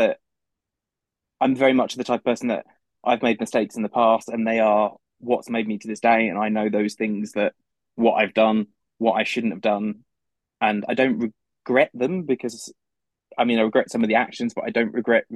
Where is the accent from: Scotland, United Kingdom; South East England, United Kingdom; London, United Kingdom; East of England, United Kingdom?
London, United Kingdom; I'm from London in the UK.